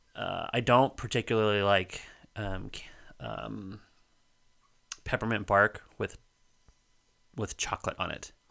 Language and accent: English; Colorado, United States; moved away; growing up in Colorado